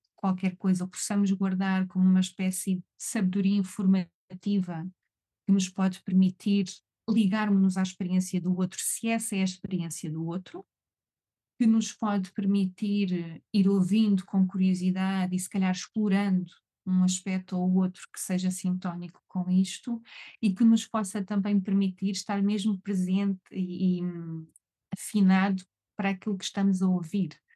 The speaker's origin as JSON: {"language": "Portuguese", "region": "Algarve", "country": "Portugal", "said": "eu sou do Algarve, eu sou algarvia"}